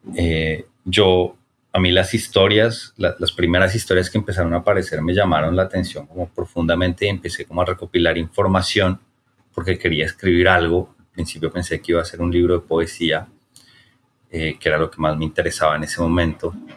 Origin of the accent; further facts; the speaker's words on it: Bogotá, Colombia; quienes nacimos y crecimos en, en Bogotá